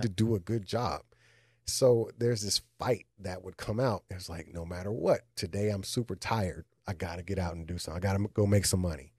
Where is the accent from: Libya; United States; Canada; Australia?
United States; Austin, Texas; moved away; I grew up in Austin